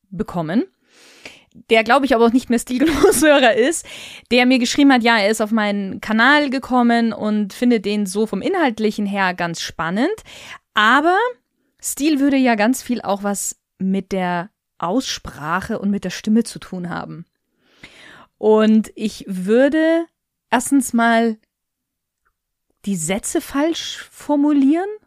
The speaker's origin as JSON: {"language": "German", "region": "Bavaria", "country": "Germany", "accent": "Lower Bavarian", "said": "Ich bin ja eigentlich aus dem Niederbayerischen heraus. Jetzt hört man das bei mir ja fast gar nicht, würde ich behaupten. Aber das hinten das T weglassen oder so die Endungen nicht ganz auszusprechen, kommt tatsächlich in so ein bisschen aus dem Niederbayerischen."}